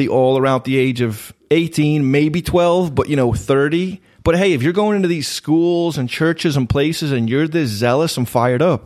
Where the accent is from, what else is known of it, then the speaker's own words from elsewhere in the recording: Liverpool, North West England, United Kingdom; now in United States; I was born and raised in Liverpool.